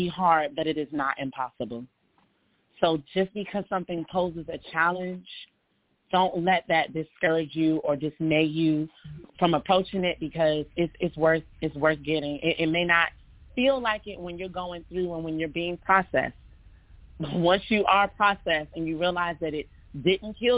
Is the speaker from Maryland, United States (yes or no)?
yes; Southern Maryland, United States; moved away; also born or lived in Baltimore, Maryland; I was born in Baltimore but raised in Southern Maryland.